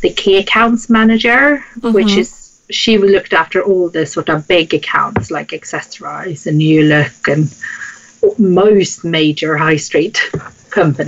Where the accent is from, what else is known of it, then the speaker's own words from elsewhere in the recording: Sweden; moved away as an adult; now in London, United Kingdom; I grew up in Sweden, hence the name, and the accent, which people find very difficult to place sometimes